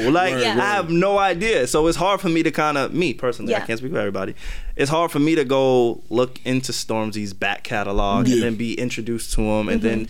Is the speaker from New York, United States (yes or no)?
yes; New York, United States; as an American, somebody who grew up in American culture with American artists